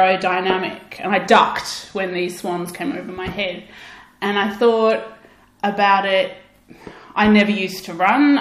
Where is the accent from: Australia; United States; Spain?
Australia; I'm Australian